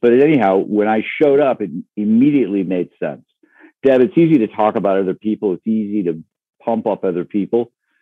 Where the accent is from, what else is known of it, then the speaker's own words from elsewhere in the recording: Michigan's Upper Peninsula, United States; moved away as an adult; also born or lived in Wisconsin / Ohio; I grew up in Michigan's Upper Peninsula